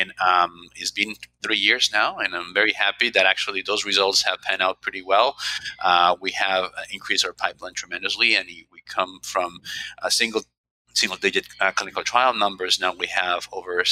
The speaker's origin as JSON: {"language": "English", "country": "Colombia", "also_born_or_lived": "Baltimore / Philadelphia", "moved": "as an adult", "lives_now": "United States", "said": "I'm originally from Colombia"}